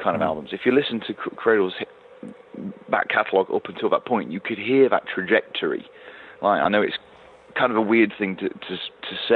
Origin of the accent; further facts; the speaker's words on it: Nottingham, East Midlands, United Kingdom; Nottingham Rock City, which is my hometown